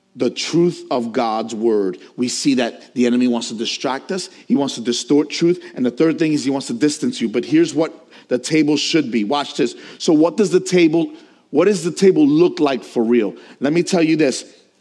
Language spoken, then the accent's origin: English; New York, United States; As a New Yorker